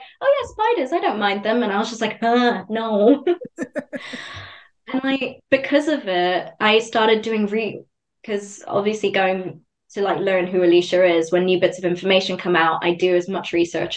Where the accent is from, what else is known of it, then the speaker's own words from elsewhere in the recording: Zimbabwe; I grew up in Zimbabwe as well